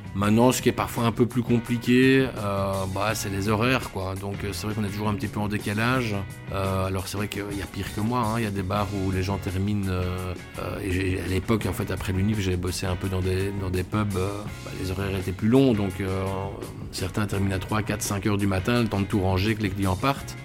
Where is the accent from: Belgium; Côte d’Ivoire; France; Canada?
Belgium; Brussels, Brussels-Capital Region; je suis bruxellois de toujours